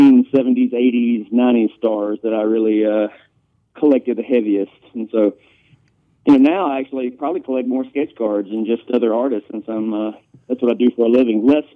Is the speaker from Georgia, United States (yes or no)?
yes; Georgia, United States; now in Greenville, United States; I grew up in Georgia. It's a Georgia phone number, but I live in South Carolina, Greenville, South Carolina.